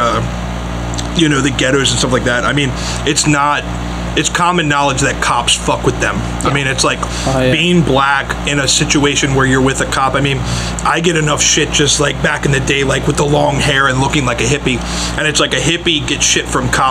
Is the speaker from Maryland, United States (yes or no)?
yes; Edgewater, Maryland, United States; we're from Edgewater. I mean, it's racist as fuck. I mean, all the old heads there are literally racist. Ku Klux Klan. My dad was a fucking, literally a racist piece of shit